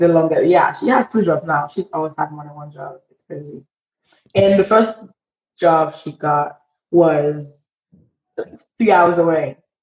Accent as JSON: {"language": "English", "town": "Port-au-Prince", "region": "Ouest", "country": "Haiti", "moved": "yes", "said": "I am 20 years old and I am from Port au Prince, Haiti"}